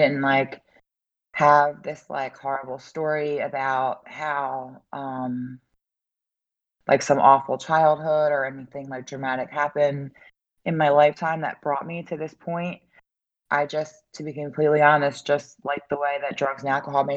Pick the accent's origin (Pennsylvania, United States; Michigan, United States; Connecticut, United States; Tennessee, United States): Pennsylvania, United States; Philadelphia; also born or lived in Delaware County, Pennsylvania; I'm from the Philadelphia area